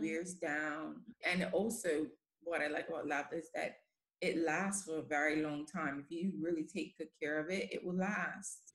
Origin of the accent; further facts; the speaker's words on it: Bermuda; moved away as an adult; now in London, United Kingdom; I'm from Bermuda.